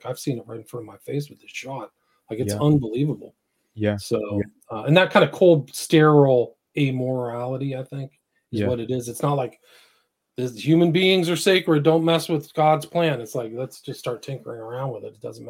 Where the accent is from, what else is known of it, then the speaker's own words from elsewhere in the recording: San Francisco, California, United States; I grew up in San Francisco. So to me, it's like a personal thing.